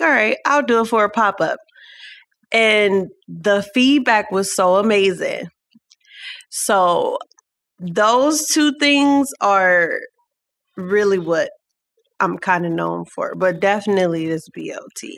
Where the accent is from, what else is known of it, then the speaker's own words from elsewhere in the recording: Cleveland, Ohio, United States; We're all here from Cleveland